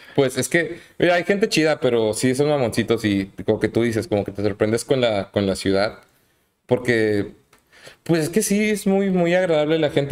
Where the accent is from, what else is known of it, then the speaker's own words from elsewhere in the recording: Puebla, Mexico; moved away as an adult; now in Monterrey, Mexico; Yo, de hecho, no soy de aquí, güey. Yo soy de Puebla. Ah, ya este año es mi, mi década, aniversario en Monterrey.